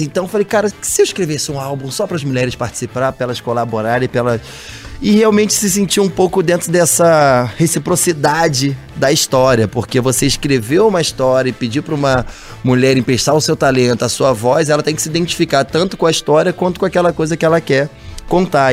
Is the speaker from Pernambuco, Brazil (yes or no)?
no; Rio de Janeiro, Brazil; also born or lived in Nova Iguaçu; eu sou nascido em Nova Iguaçu, na Baixada Fluminense do Rio de Janeiro, e fui morar no Vidigal